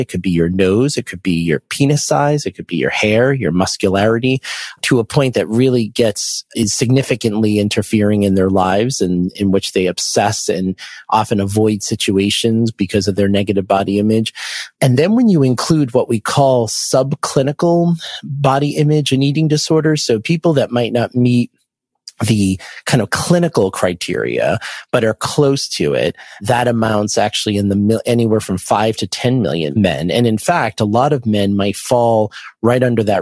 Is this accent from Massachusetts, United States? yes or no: yes; Boston, Massachusetts, United States; I'm from the Boston area